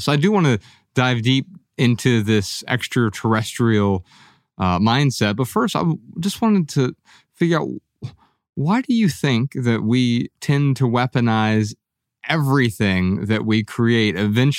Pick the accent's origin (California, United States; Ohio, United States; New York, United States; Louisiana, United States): Ohio, United States; Dayton; Ryan and I grew up in Dayton, Ohio.